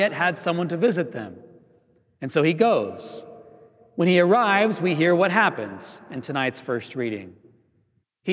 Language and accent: English; United States; Io sono americano, right? I am American